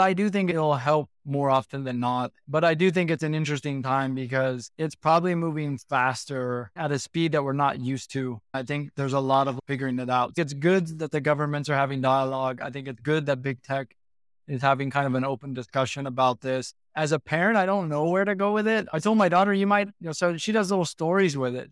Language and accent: English; United States; moved away as an adult; also born or lived in Hong Kong; now in Singapore; I'm born and bred in the States.